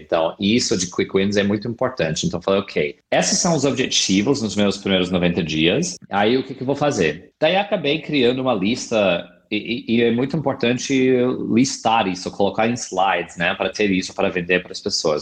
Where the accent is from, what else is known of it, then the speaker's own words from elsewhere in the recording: California, United States; Portuguese is a second language; moved away as an adult; also born or lived in San Francisco; now in Brazil; eu sou americano, eu sou do estado da Califórnia, onde morei a maioria da minha vida adulta na cidade incrível de São Francisco